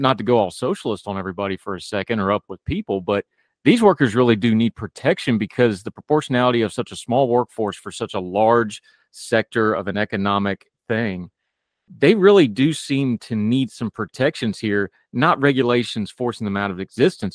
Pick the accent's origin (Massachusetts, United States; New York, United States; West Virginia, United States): West Virginia, United States; I grew up in the woods, I grew up in West Virginia